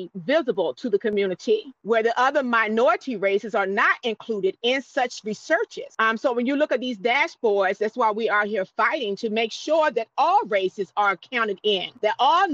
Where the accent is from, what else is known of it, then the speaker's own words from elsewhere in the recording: Newport News, Virginia, United States; now in Mattaponi, United States; I actually live in Mattapani, Virginia, originally from Newport News, Virginia